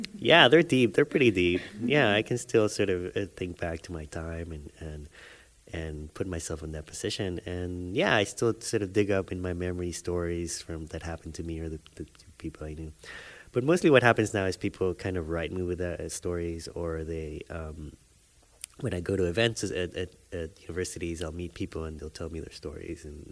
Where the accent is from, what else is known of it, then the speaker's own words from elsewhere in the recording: Panama; moved away; I grew up in Panama